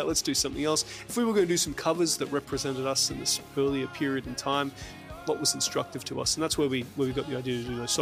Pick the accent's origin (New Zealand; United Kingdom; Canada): New Zealand; I grew up in New Zealand. I'm a dual citizen.